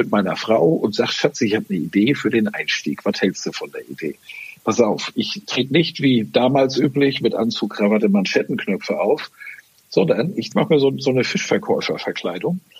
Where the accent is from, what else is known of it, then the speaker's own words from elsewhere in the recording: Northern Germany, Germany; Jetzt bin ich Norddeutscher, wie man so ein bisschen, man so